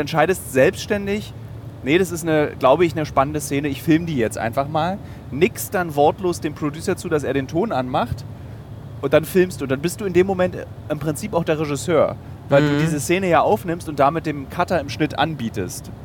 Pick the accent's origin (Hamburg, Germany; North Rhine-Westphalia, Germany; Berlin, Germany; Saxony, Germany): Berlin, Germany; Als Berliner